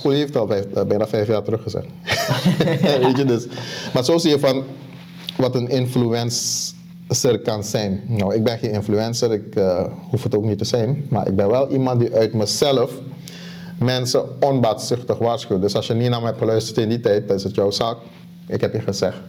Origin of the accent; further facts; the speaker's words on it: Suriname; ik kom uit Suriname